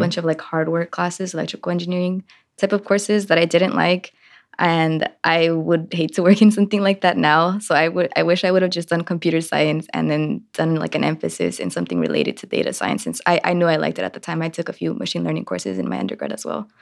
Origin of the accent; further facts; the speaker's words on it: Richmond, California, United States; also born or lived in Liberia; I grew up in East Bay in Richmond, California